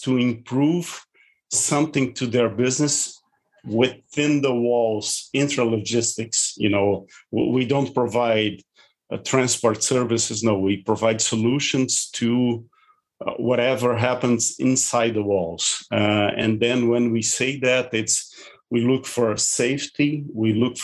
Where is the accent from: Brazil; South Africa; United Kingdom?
Brazil; also born or lived in Porto Alegre; I'm born and raised in Brazil from European ancestry